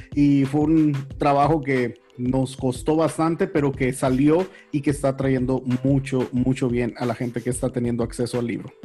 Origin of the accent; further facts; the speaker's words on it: Huatabampo, Sonora, Mexico; also born or lived in Durango, Mexico; Yo crecí en el norte de México, en el sur del estado de Sonora, aunque yo nací en Durango.